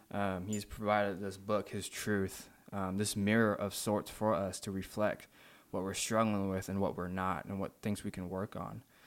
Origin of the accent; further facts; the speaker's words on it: Malaysia; moved away; also born or lived in Saint Louis, Missouri, United States; I'm originally from Malaysia. Um, I was born there and raised there until I moved to Saint Louis in two thousand nine.